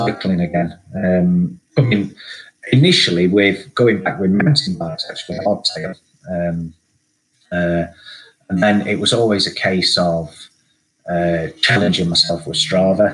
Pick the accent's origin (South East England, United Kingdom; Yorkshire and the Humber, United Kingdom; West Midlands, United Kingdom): Yorkshire and the Humber, United Kingdom; Sheffield; being a kid growing up in Sheffield in sort of the early 80s